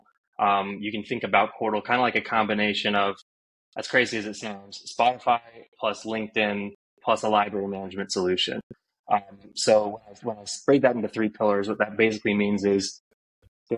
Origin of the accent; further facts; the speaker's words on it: Northeast, United States; also born or lived in New York; I grew up in the Northeast